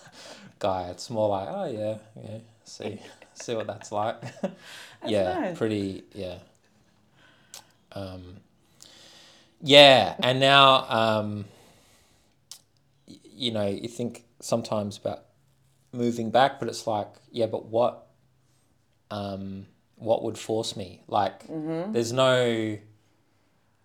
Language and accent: English; Fremantle, Western Australia, Australia; moved away as an adult; also born or lived in Perth; now in Melbourne, Australia; I grew up near Frio.